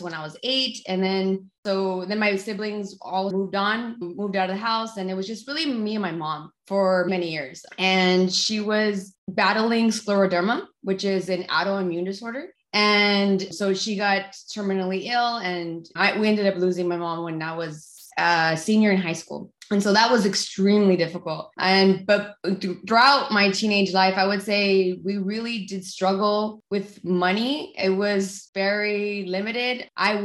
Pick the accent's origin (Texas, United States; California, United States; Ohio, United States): California, United States; La Puente; I grew up in the outskirts of LA. So I grew up in La Puente, California.